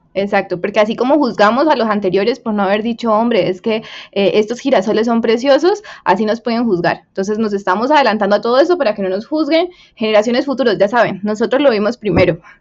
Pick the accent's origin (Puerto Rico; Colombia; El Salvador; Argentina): Colombia; somos los colombianos